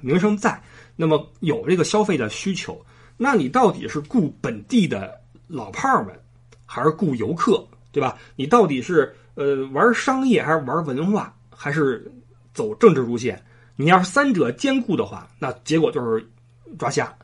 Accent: Beijing, China; moved away; 作为一个老北京

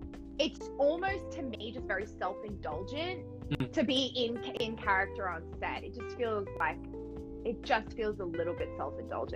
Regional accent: Australia; now in Los Angeles, United States; I'm Australian, I live

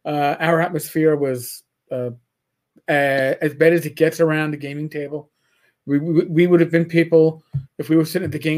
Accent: New York, United States; I'm a New Yorker.

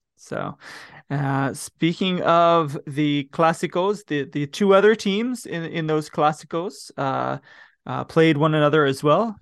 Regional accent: United States; I'm an American

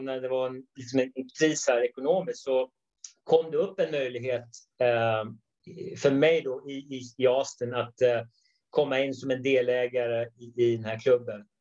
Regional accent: Sweden; moved away as an adult; now in United States; I grund och botten är jag svensk

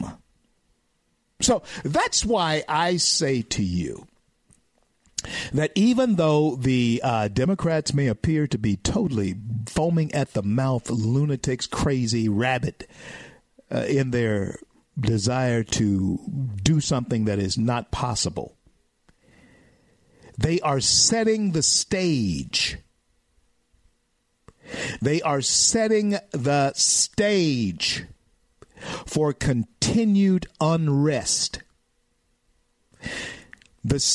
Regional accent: the South, United States; I'm a Southerner, okay, and I educate my people in the South

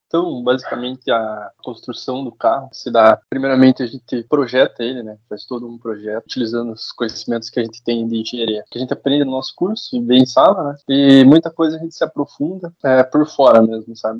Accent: Curitiba, Paraná, Brazil; Sou aqui de Curitiba mesmo.

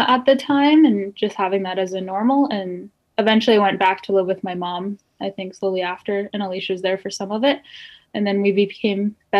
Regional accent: Regina, Saskatchewan, Canada; I grew up in the inner city of Regina, kind of like the rougher neighborhood with like the rougher friend group and not having a lot of food in the fridge and stuff like that.

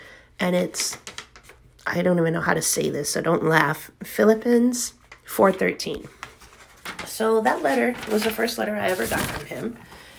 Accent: the South, United States; I'm from the South.

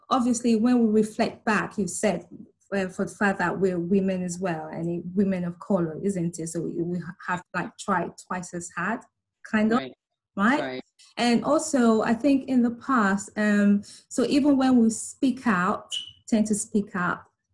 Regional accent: Nigeria; now in London, United Kingdom; we are from Nigeria, most of us, so we have that grooming back home.

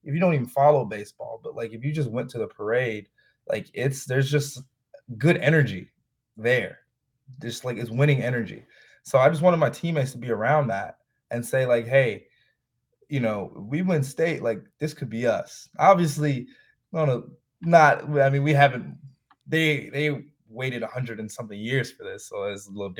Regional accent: Chicago, Illinois, United States; I'm from Chicago. Like, I grew up out south, but then I moved up north and live in Rogers Park.

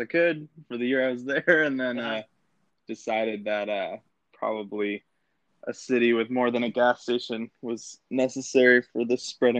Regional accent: Grand Rapids, Michigan, United States; now in Nashville, United States; So I'm originally from Grand Rapids, Michigan.

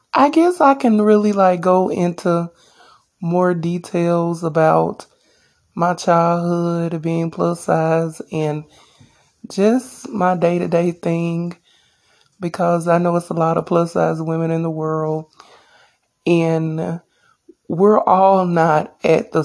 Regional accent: Alabama, United States; also born or lived in Dothan, Alabama; I'm from Alabama.

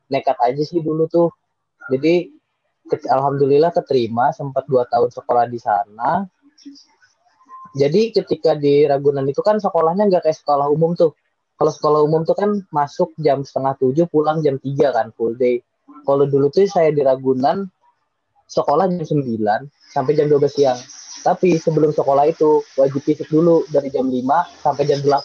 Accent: Kalimantan, Indonesia; mau masuk SMP favorit lah di kotaku di Kalimantan itu jadi dulu tuh ada piagam bulu tangkis jadi masuknya lewat itu

